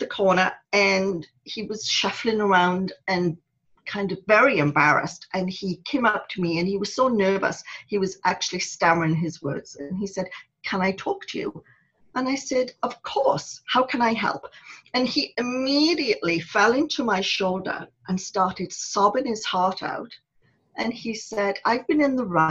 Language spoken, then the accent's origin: English; Wales, United Kingdom; moved away as an adult; when I was growing up in Wales